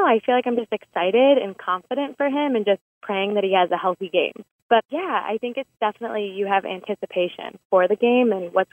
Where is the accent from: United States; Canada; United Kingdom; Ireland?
United States; moved away as an adult; also born or lived in Seattle; now in Philadelphia, United States; We're from Wisconsin and Michigan, small town